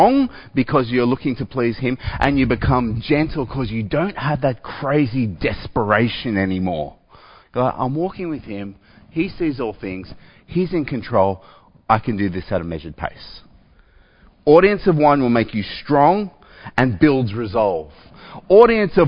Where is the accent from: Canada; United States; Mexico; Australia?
Australia; I'm an Australian